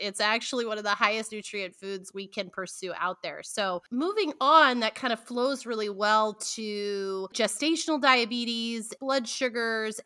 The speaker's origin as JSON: {"language": "English", "region": "Pacific Northwest", "country": "United States", "said": "I'm from the Pacific Northwest"}